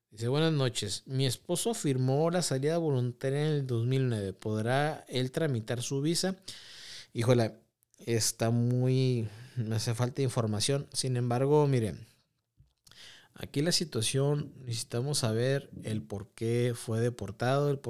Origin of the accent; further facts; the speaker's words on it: United States; born there; yo nací en Estados Unidos, pero nunca, nunca, he ido nunca he ido para allá.